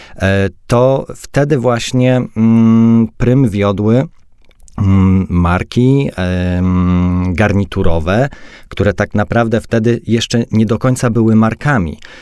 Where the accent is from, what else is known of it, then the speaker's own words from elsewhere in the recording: Silesian Voivodeship, Poland; jeździłem ze swojego miasta do Katowic, bo jestem ze Śląska